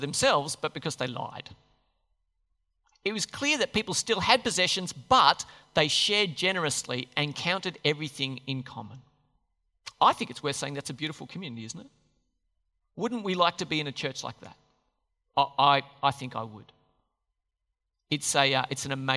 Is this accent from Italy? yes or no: no; Australia; the Aussies